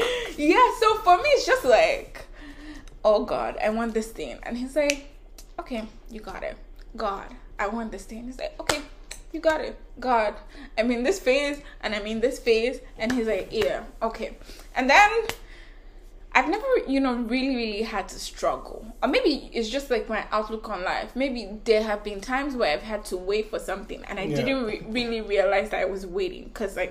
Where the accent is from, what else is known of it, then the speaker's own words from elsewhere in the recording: Canada; I'm Canadian, guys.